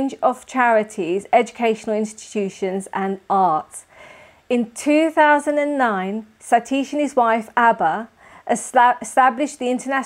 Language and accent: English; London, United Kingdom; London, my hometown.